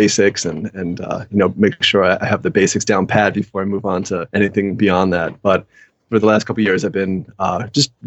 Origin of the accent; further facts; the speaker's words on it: London, United Kingdom; moved away; I grew up in England